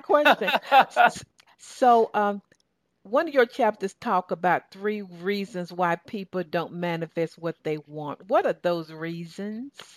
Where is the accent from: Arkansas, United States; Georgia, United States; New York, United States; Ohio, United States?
Georgia, United States; Southern; accent: Southern Georgia; my Southern Georgia accent